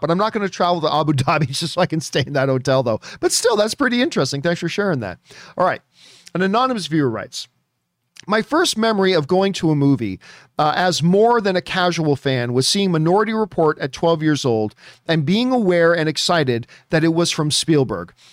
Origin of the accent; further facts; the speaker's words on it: Canada; being Canadian and everything about my D N A is hockey